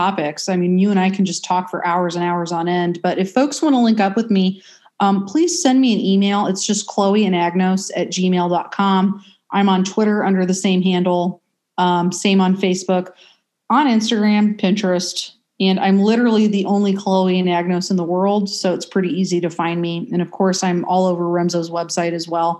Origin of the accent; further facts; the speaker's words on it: United States; as an American